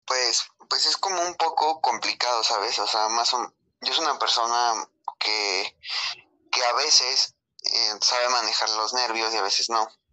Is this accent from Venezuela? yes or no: no; Mexico; somos mexicanos